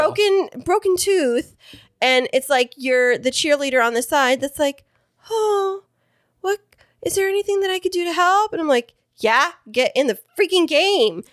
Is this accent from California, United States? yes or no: yes; Kingsburg, California, United States; my hometown of Kingsburg